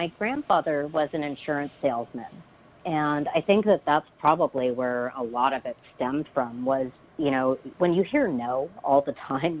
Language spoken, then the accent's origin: English; Los Angeles, California, United States; I am from Los Angeles, California.